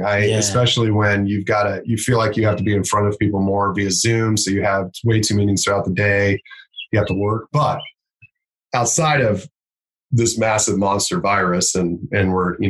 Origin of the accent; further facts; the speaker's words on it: Anderson, Indiana, United States; where I grew up in Anderson